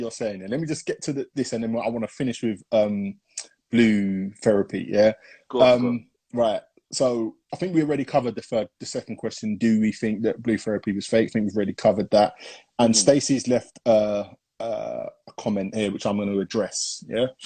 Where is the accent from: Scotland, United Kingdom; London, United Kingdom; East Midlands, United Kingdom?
London, United Kingdom; Hackney; born there; Yeah. I was born